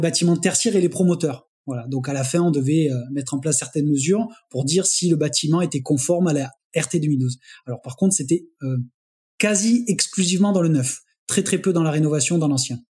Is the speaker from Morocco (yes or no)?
no; Montpellier, Occitania, France; je suis euh, de Montpellier